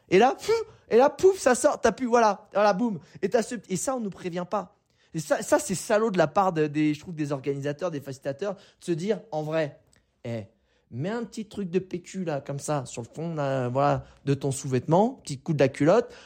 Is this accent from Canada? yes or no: no; France; Je suis né en France, j'ai un passeport français